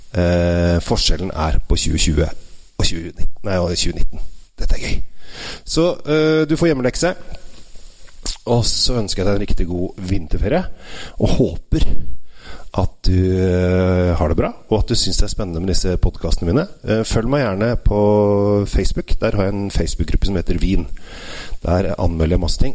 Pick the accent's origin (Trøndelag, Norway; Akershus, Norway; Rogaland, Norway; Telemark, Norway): Akershus, Norway; Asker; mine foreldre og jeg er oppvokst i nabogata Valsbakken